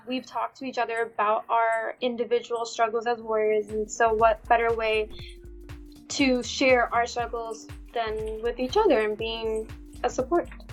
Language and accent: English; United States; I'm South Indian. I'm Gujarati, so but I was born and raised here in the states.